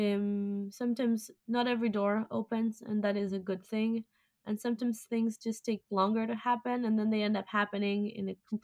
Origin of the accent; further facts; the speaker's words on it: Argentina; moved away; I'm Argentinian.